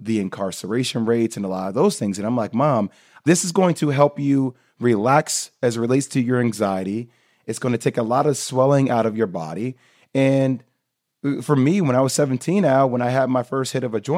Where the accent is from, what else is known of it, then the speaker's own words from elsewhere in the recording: Plainfield, New Jersey, United States; I'm born and raised in Plainfield, New Jersey.